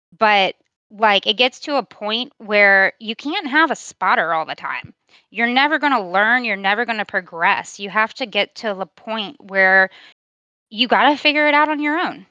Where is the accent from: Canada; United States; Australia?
United States; Virginia; I'm from Virginia, born and raised